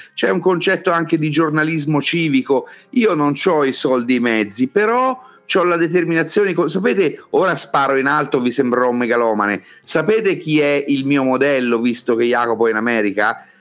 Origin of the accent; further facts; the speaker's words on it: Florence, Tuscany, Italy; Io sono nato a Firenze, quindi, mm, ci ho vissuto dentro